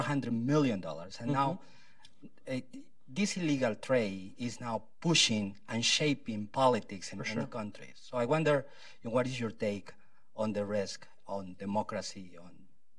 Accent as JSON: {"language": "English", "country": "Peru", "moved": "yes", "said": "I am originally from Peru. Also grow coffee in Colombia"}